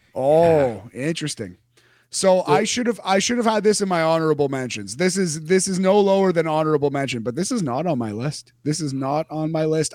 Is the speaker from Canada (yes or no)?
yes; Canada; We're Canadian.